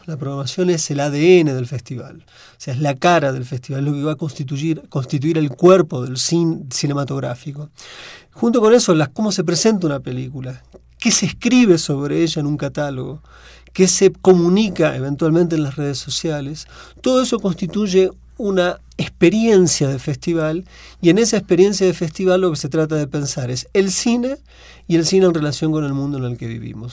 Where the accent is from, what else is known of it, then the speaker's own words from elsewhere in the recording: Argentina; accent: Argentine; now in Mexico; mi forma de hablar el español no corresponde estrictamente a México, sino a la Argentina, pero prefiero pensarme en este momento más como mexicano que como argentino